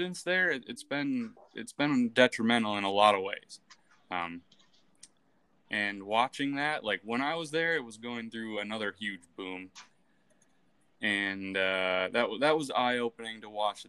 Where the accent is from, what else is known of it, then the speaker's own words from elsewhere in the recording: far north Wisconsin, United States; I grew up far north in Wisconsin, kind of in the middle of the woods